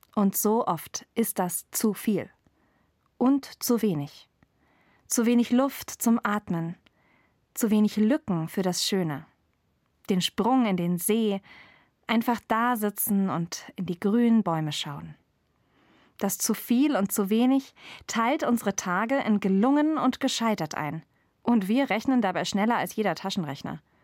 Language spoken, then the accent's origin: German; Germany; Ich bin in Deutschland geboren, wo es überall fließendes Wasser gibt